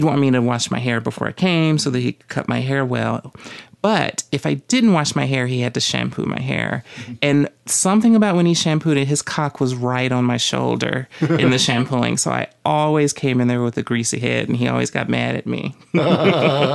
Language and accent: English; the South, United States; moved away; growing up in the South